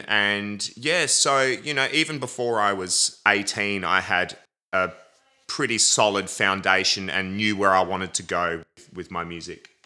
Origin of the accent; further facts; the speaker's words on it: Adelaide, South Australia, Australia; I was born in Adelaide, South Australia, at the Queen Elizabeth Hospital